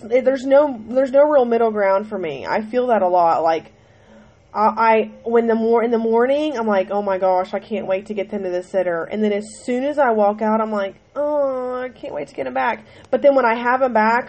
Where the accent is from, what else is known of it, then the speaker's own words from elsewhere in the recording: Ohio, United States; I'm from Ohio